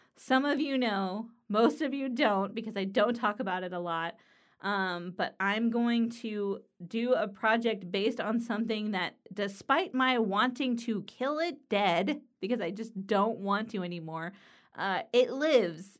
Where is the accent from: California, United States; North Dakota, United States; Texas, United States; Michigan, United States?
California, United States; Los Angeles; now in Pennsylvania, United States; I live in Pennsylvania in the U S, but I'm from Los Angeles, California